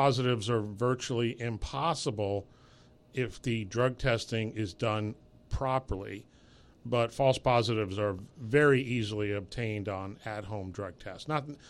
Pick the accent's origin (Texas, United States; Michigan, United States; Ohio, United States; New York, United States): New York, United States; New York City; Well, I actually grew up in New York City.